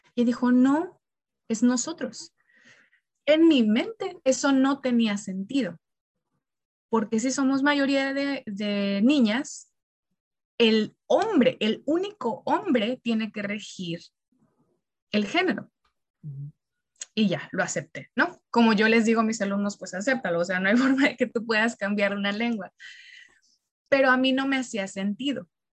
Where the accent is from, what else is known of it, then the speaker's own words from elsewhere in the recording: Mexico; siendo nosotros mexicanos, nosotros no hablamos un dialecto español